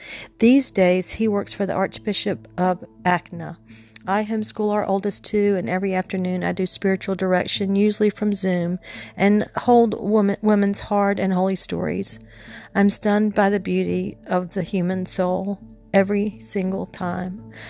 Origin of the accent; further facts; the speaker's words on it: Genoa, Liguria, Italy; born there; I was born in Genoa, Italy.